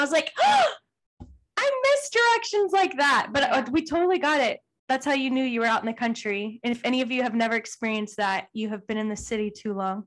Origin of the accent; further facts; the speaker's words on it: Texas, United States; we grew up in Texas